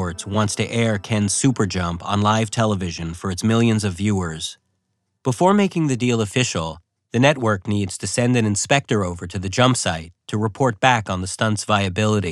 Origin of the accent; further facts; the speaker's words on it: Canada; as a Canadian